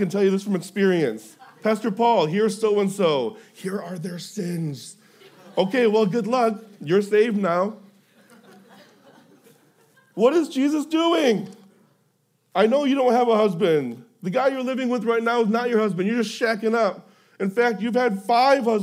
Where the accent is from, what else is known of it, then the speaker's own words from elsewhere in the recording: Houston, Texas, United States; I'm from Houston